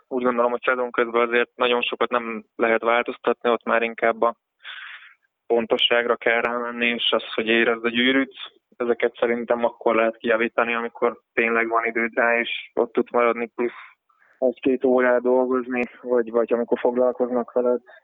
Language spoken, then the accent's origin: Hungarian; Nyíregyháza, Szabolcs-Szatmár-Bereg, Hungary; nyíregyházi vagyok